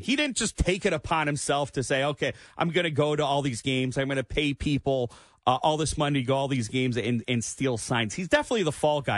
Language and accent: English; Clinton Township, Michigan, United States; also born or lived in Trenton, Michigan; I grew up in Clinton Township. I was still living over there, so I was very close to it. And now I live near the Trenton Engine Plant